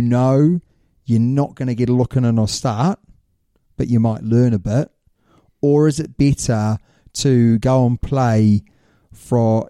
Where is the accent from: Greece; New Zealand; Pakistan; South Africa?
New Zealand; I'm a Kiwi